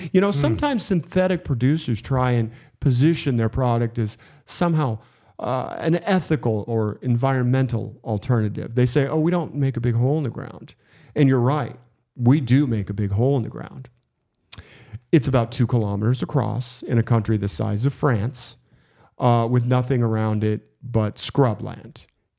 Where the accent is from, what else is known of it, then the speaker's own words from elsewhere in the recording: Schenectady, New York, United States; You know, I grew up in Schenectady, New York.